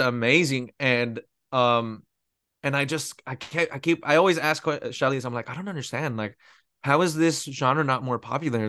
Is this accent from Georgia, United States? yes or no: no; Pico Rivera, California, United States; moved away as an adult; now in Texas, United States; I'm originally from Pico Rivera, which is, uh, very close to East, East Los Angeles